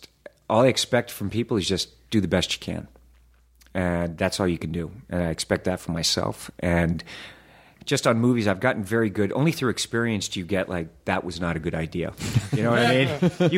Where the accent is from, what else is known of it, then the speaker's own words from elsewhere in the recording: the South, United States; Mr. Hoffman, I was raised in the South.